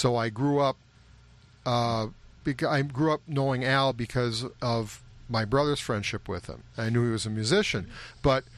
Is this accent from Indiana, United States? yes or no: no; St. Louis Park, Minnesota, United States; that has a different meaning to both of us because of our knowledge of the group, members of the group, growing up in St. Louis Park.